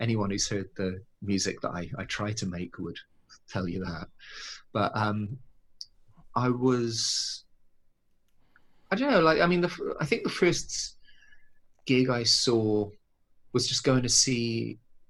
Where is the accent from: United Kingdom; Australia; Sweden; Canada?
United Kingdom; Bristol, South West England; now in Tokyo, Japan; growing up in Bristol